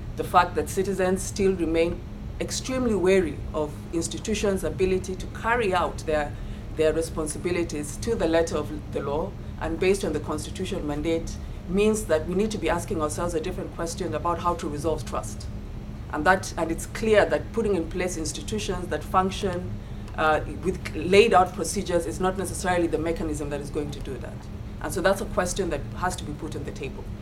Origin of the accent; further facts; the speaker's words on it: Kenya; as a Kenyan and as a voter